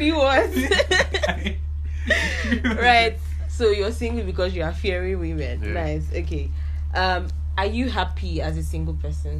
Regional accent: Nigeria

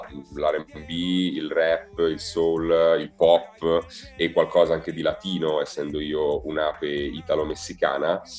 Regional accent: Milan, Lombardy, Italy; qua a Milano, mia città natale.

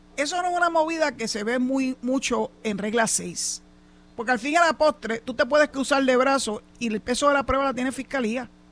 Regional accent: Mayagüez, Puerto Rico; mi pueblo cuna

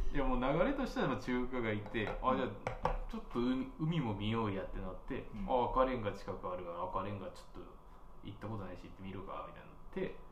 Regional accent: Sendai, Miyagi, Japan; moved away as an adult; now in Tokyo, Japan; 地元が仙台

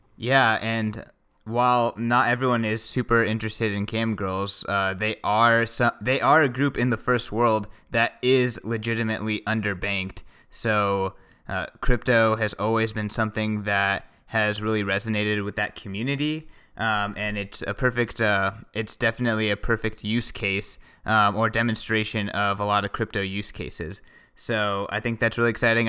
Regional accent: United States; I'm American

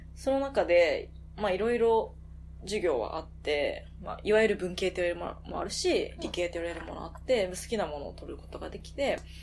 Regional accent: Osaka, Japan; moved away as an adult; also born or lived in Tokyo / London; 私は、ともと出身は大阪で

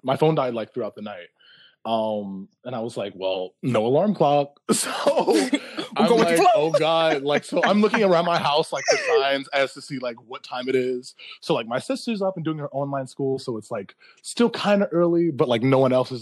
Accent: Philadelphia, Pennsylvania, United States; I'm from Philly, like born and raised

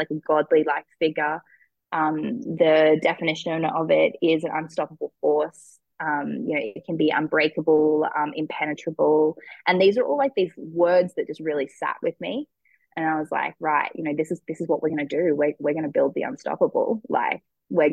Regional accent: Cairns, Queensland, Australia; also born or lived in Brisbane; I ended up moving back home. I moved out of home. I moved from Cairns to Brisbane

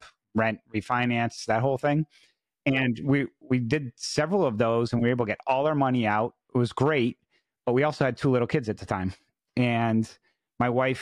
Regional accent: New England, United States; moved away as an adult; also born or lived in Washington, D.C.; I was originally from New England area

